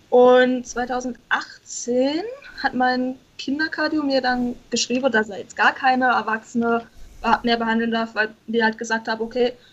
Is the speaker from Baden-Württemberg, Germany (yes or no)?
yes; Baden-Württemberg, Germany; Ich komme aus dem Schwarzwald, also Südbaden.